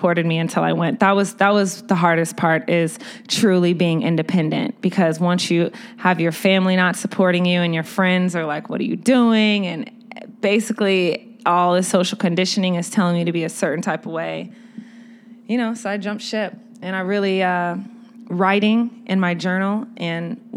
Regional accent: Austin, Texas, United States; also born or lived in London; now in Chicago, United States; I was raised in Austin

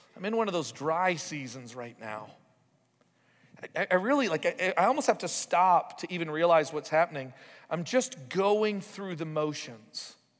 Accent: United States; we're from America

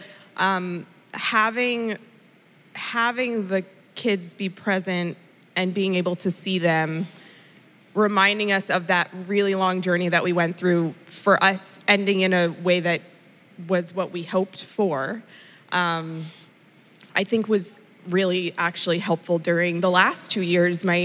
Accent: Indonesia; moved away; I grew up in Indonesia, so I went back to my Eastern medicine roots

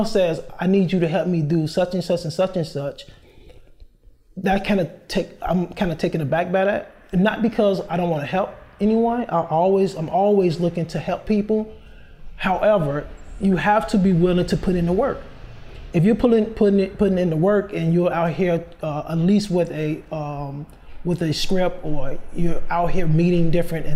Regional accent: Chicago, Illinois, United States; I'm from Chicago, born and raised.

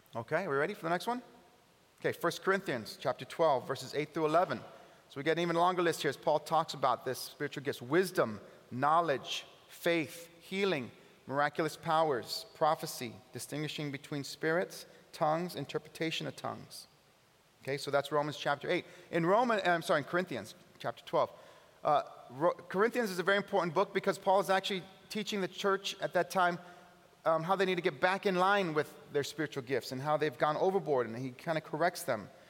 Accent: California, United States; now in Buffalo, United States; I'm from California

